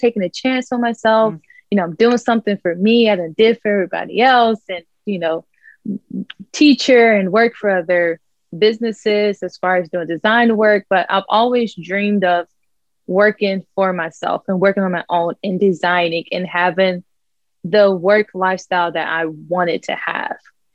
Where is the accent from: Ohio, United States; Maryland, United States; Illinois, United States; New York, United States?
Ohio, United States; Dayton; now in West Palm Beach, United States; I'm in West Palm Beach, Florida. I'm originally from Dayton, Ohio. So Midwest girl, now living in sunny SoFlo, South Florida.